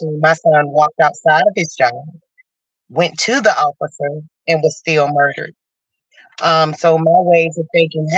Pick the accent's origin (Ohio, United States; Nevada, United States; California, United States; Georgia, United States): Georgia, United States; We're from Georgia